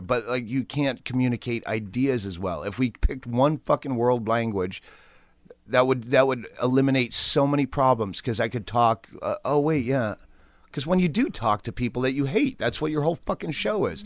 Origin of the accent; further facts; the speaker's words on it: Worcester, Massachusetts, United States; moved away; Worcester, Mass